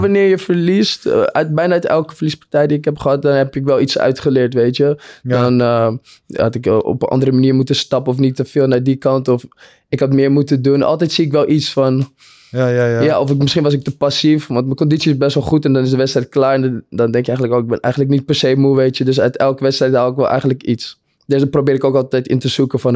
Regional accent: Purmerend, North Holland, Netherlands; we uit Purmerend kwamen

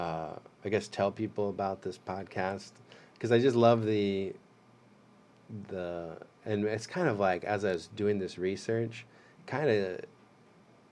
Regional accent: Rock Island, Illinois, United States; I'm from Rock Island

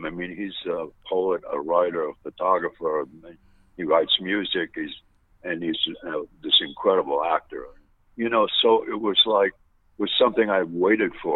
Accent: New York, United States; moved away; I'm from New York

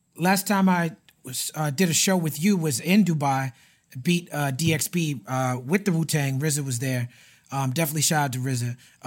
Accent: New York City, New York, United States; growing up in Brooklyn

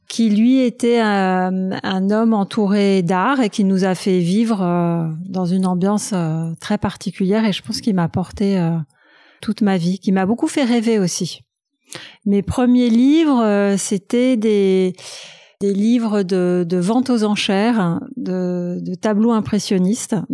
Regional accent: Paris, Île-de-France, France; je suis née à Paris, dans le 8e arrondissement

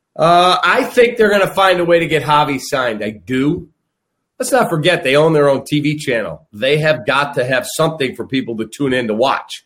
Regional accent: Chicago, Illinois, United States; born or raised there

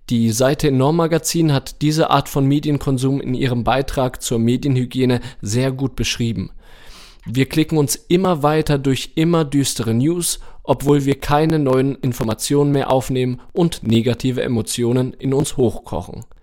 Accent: Germany; Im Ausland sind wir Deutsche nämlich für unsere Sorgen und Ängste bekannt.

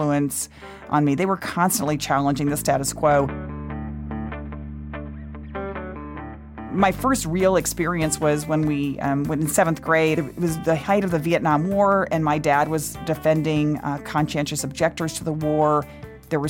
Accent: Waco, Texas, United States; I was born in Waco, Texas, to parents who were just total rabble-rousers

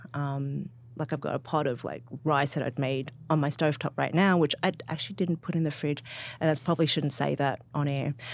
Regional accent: Sydney, New South Wales, Australia; I'm from Sydney

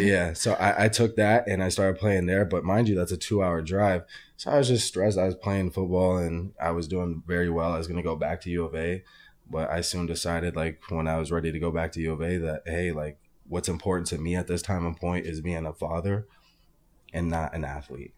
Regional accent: Arizona, United States; I'm originally from Arizona

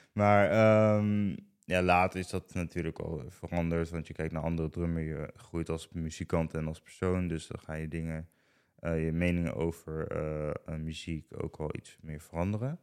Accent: Ede, Gelderland, Netherlands; ik kom uit Ede. Mhm. ik heb al echt gewoon mijn hele leven al in Ede gewoond

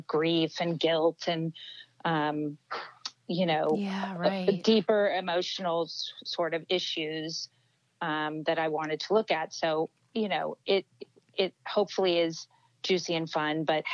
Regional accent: Los Angeles, California, United States; I'm born and raised here

